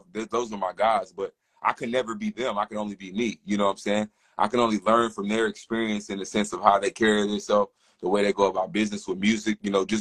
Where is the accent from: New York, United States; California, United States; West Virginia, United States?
West Virginia, United States; now in Charlotte, United States; I'm originally from West Virginia, so they always did a Juneteenth festival growing up